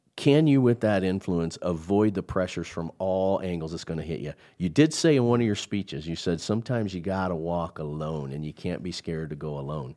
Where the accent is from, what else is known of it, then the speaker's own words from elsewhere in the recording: Midwest, United States; I'm from the Midwest